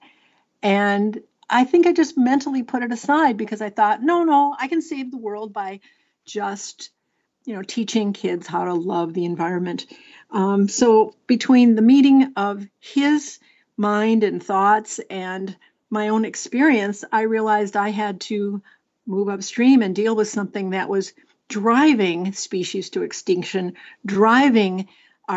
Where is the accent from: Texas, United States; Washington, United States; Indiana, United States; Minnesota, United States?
Minnesota, United States; my home state of Minnesota